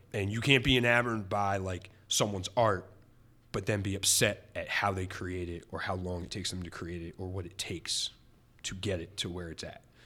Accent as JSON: {"language": "English", "town": "Reading", "region": "Pennsylvania", "country": "United States", "tie": "born or raised there", "said": "my hometown of Reading."}